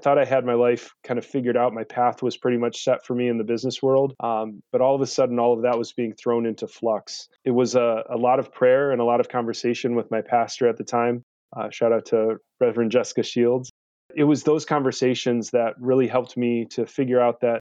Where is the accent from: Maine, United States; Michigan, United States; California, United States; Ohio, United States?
Michigan, United States; Livonia; I grew up outside of Detroit in a suburb called Livonia